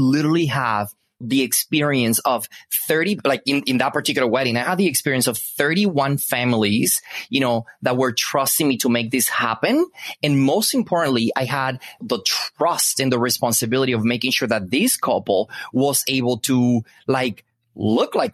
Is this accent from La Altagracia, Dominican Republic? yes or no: yes; Punta Cana, La Altagracia, Dominican Republic; English is a second language; I am Dominican. I was born and raised in the Dominican Republic, so Punta Cana.